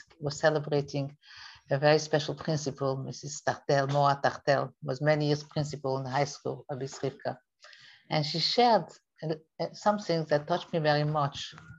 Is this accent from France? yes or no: yes; France; Personally … I came from France and I was very shy.